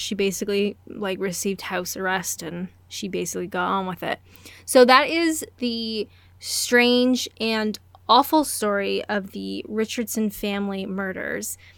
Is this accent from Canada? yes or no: yes; Canada; I'm Canadian